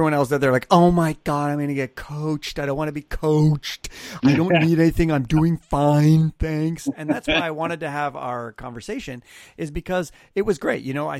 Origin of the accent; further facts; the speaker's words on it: Canada; now in Los Angeles, United States; I have a very New Yorker personality, even though I live in Los Angeles, but you know, I am Canadian, you would think, but I left Canada for the very reason that I think in Canada, most people thought I was an asshole